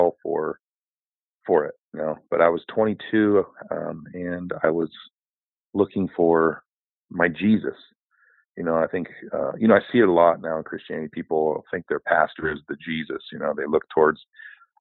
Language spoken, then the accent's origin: English; outside of Seattle, Washington, United States; I grew up outside of Seattle, Washington